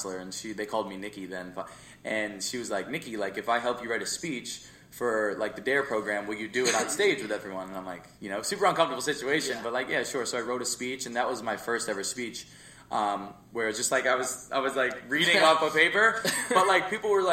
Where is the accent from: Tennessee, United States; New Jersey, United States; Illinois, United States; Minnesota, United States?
New Jersey, United States; Jersey Shore; And then we moved to Jersey Shore. And so I spent the majority of my life, I'm 22. I spent all of high school, all of my school in Jersey Shore